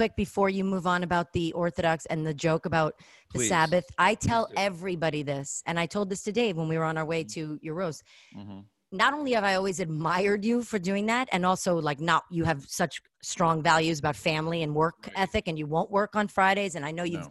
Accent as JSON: {"language": "English", "town": "New York City", "region": "New York", "country": "United States", "tie": "born or raised there", "said": "the way I grew up in Flatbush when the Orthodox would knock on our door"}